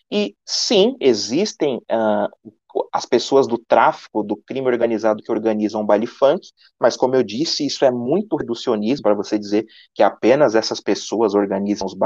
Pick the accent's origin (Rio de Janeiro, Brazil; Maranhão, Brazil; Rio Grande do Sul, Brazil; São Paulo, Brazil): São Paulo, Brazil; O Ícaro e eu somos daqui de São Paulo